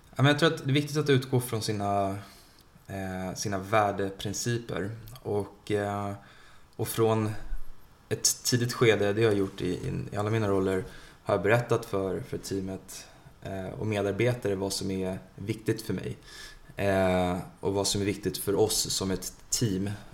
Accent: Sweden; also born or lived in India; Vi svenskar

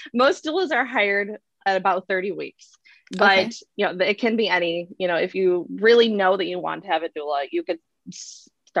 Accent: Michigan, United States; also born or lived in Grand Forks, North Dakota; now in Sacramento, United States; I'm from Michigan. We're from Michigan

